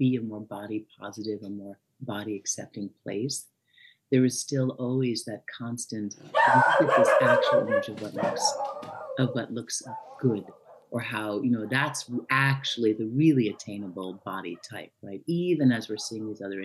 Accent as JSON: {"language": "English", "region": "New York", "country": "United States", "said": "I'm from New York."}